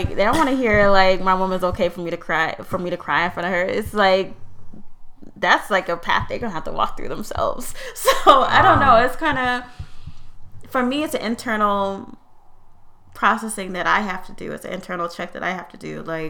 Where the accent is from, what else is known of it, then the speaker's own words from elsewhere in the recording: Virginia, United States; I grew up in America, grew up in Virginia. I'm probably more patriotic than you. So I grew up in a military family.